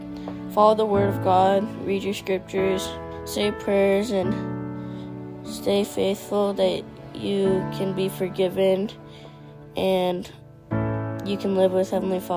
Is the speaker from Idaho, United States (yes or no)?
yes; Idaho, United States; I am 10 years old and I'm from Idaho.